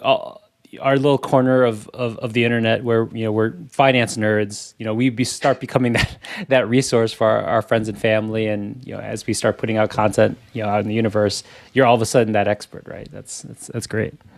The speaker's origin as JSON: {"language": "English", "town": "Chicago", "region": "Illinois", "country": "United States", "tie": "born or raised there", "said": "we grew up in Chicago"}